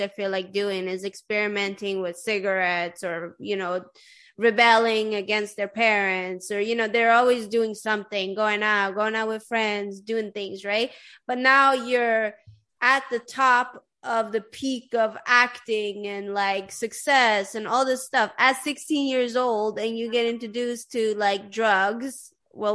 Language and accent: English; Sweden; I grew up in Sweden